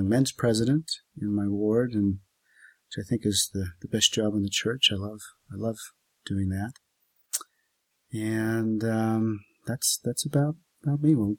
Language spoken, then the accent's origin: English; Oregon, United States; moved away; But I grew up in Oregon and served a mission in Michigan, and have three children. Been active in the church all my life